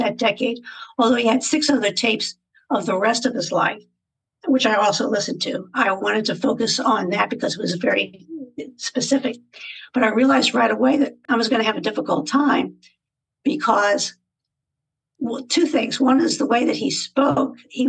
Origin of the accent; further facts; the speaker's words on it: West Virginia, United States; moved away as an adult; also born or lived in Germany / Spain; now in Virginia, United States; I was born and raised in West Virginia, went to school there